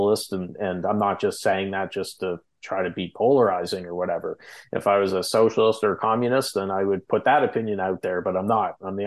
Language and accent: English; Canada; we're Canadian, you